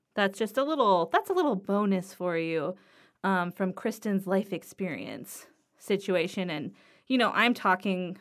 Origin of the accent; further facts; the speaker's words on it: Los Angeles, California, United States; I grew up in Harbor City